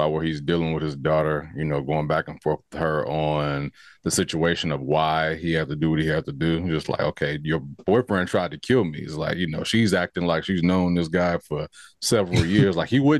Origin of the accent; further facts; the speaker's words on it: California, United States; I think because we're from California.